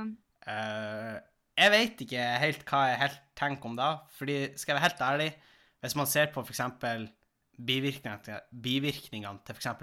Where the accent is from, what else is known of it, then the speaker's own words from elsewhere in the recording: Tjongsfjord, Nordland, Norway; now in Tromsø, Norway; jeg var jo hjemme i Tjongsfjord en tur